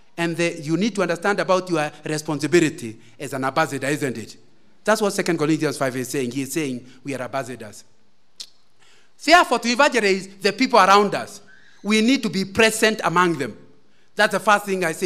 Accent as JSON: {"language": "English", "region": "Central Province", "country": "Kenya", "also_born_or_lived": "Kisumu", "moved": "yes", "said": "I come from Central Province"}